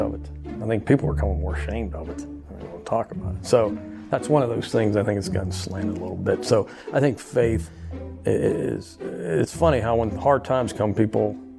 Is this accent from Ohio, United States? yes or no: no; Uniontown, Pennsylvania, United States; now in Louisiana, United States; I am from Uniontown, Pennsylvania.